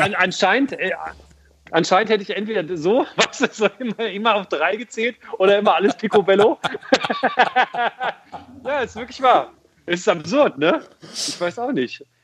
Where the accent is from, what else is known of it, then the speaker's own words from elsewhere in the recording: Hildesheim, Lower Saxony, Germany; Ich bin in Hildesheim aufgewachsen